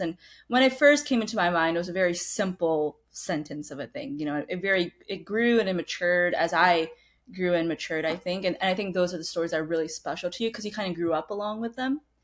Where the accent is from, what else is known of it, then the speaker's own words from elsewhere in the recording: United States; also born or lived in Badra, Rajasthan, India; when I was two years old, I immigrated to the United States. So most of my life, I've grown up in the States